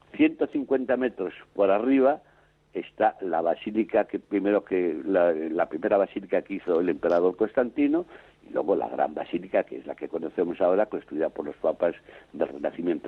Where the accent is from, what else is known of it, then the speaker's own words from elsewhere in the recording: Spain; moved away as an adult; now in Rome, Italy; sigo siendo español por también por los cuatro costados